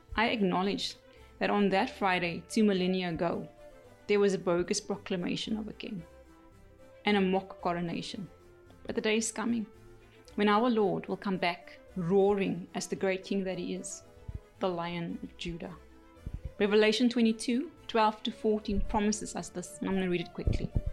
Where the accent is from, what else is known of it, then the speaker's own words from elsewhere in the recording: South Africa; Being South African